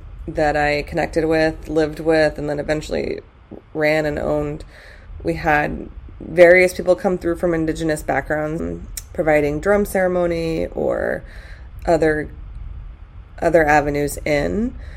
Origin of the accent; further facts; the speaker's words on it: New Mexico, United States; So growing up in New Mexico, you and I went to some powwows with mom and dad and would go and be in Santa Fe and connect with some of the native peoples there.